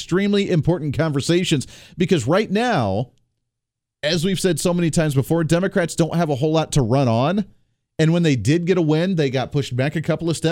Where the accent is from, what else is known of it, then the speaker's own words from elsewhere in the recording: Colorado, United States; moved away as an adult; I grew up and graduated high school in Colorado